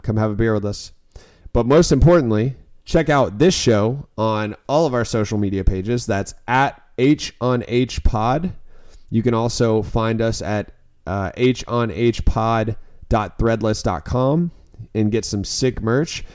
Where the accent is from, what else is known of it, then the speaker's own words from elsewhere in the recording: Florida, United States; I'm from Florida